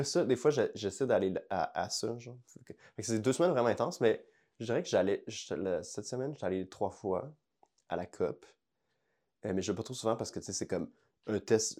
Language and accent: French; Montreal, Quebec, Canada; mon, cœur, c'est genre le, fleuve à Verdun